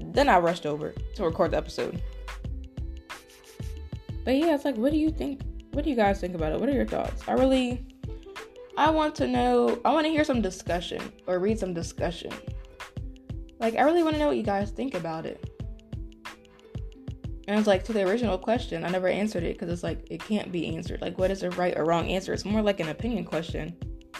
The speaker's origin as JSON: {"language": "English", "region": "West Virginia", "country": "United States", "tie": "born or raised there", "said": "some of the people I grew up with in West Virginia"}